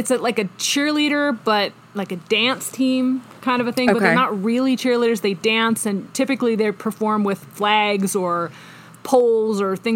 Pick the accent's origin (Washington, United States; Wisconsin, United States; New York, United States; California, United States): Washington, United States; Snohomish; also born or lived in Seattle; I grew up in Washington State. I went to the University of Washington. I lived in Seattle for many years. I grew up in a very small town just south of the Canadian border called Snohomish.